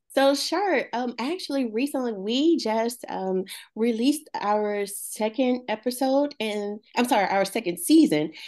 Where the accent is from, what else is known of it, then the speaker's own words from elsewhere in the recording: Baldwin, Louisiana, United States; also born or lived in Franklin, Louisiana; I am from a little town called, uh, Baldwin, Louisiana